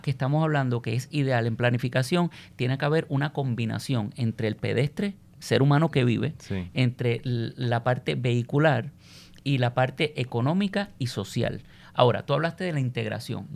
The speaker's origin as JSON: {"language": "Spanish", "country": "Puerto Rico"}